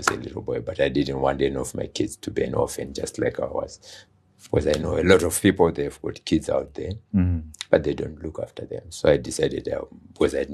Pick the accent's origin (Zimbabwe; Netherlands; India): Zimbabwe; I was born here in Zimbabwe.